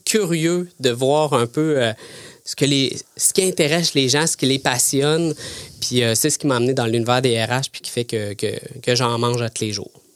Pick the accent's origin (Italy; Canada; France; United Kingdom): Canada; Thetford Mines, Quebec; also born or lived in Sherbrooke, Quebec; je viens de Tettermines, euh, une région, euh, une petite région, euh, près de la Beauce. Euh, j'ai fait, euh, j'ai fait mon école à Tetford